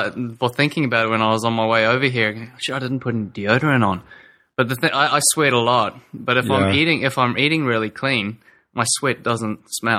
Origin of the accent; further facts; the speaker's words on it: South Africa; born there; But I guess when I was born in South Africa, I actually grew up on Frosties, Frosted Flakes.